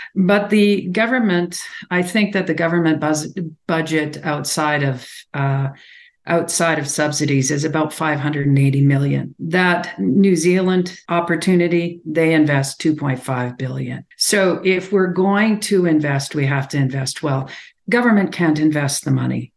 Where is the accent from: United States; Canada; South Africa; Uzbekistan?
Canada; Alberta; I come from Alberta, so I have a perspective here